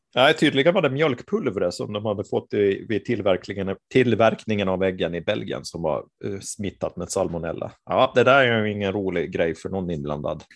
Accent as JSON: {"language": "Swedish", "town": "Mariehamn", "country": "Åland Islands", "tie": "born or raised there", "said": "där jag är född och uppvuxen, så, eller född jag är inte, men uppvuxen är jag där i alla fall."}